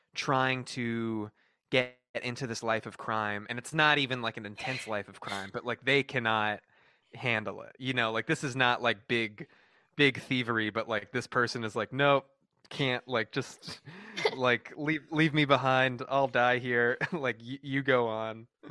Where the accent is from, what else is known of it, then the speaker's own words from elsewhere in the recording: Texas, United States; moved away as an adult; also born or lived in North Carolina; now in California, United States; I was, like, you know, raised in Texas, but, like, went to school in North Carolina and, like, now I live in, you know, uh, California